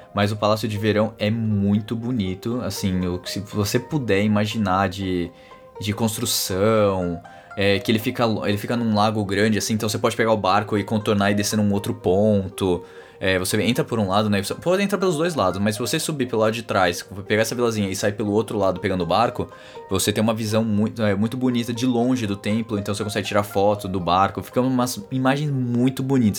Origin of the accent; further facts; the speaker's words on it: Brazil; sou do Brasil